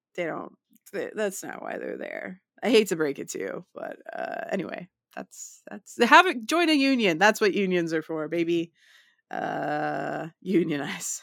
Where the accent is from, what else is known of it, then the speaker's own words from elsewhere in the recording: United States; also born or lived in London; I'm, you know, from the U S, and I'm s, here studying theater.